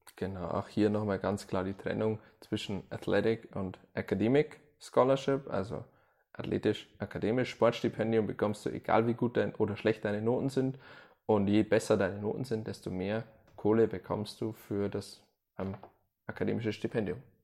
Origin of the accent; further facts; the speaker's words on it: Germany; als Deutscher ist man da ehrlich